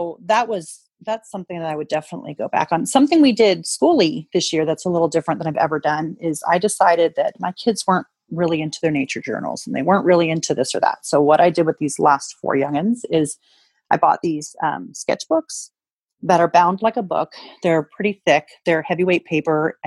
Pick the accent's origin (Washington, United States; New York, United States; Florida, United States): Washington, United States; Spokane; Wildflowers Spokane, which is in my hometown of Spokane, Washington.